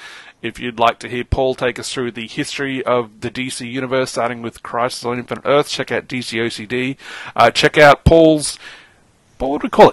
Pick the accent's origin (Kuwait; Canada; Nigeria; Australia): Australia; Bloody oath, I'm proud of Tom Taylor. And the way he has handled the shit that's been slung at him about Batgirl recently, fucking top marks of that bloke.